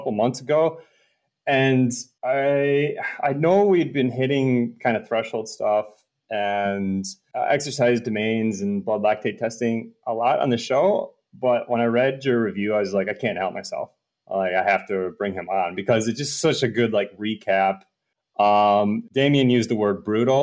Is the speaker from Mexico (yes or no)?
no; Midwest, United States; We're both from the Midwest